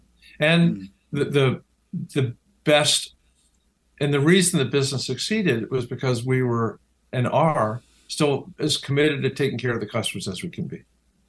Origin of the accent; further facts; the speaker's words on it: Washington, District of Columbia, United States; partly, maybe hugely, because of my grandmother and growing up in Washington, D.C., where politics is the cottage industry.